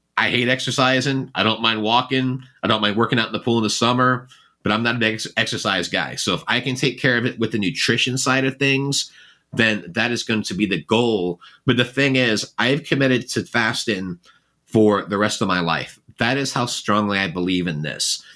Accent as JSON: {"language": "English", "region": "England", "country": "United Kingdom", "tie": "born or raised there", "moved": "yes", "said": "I was born in England"}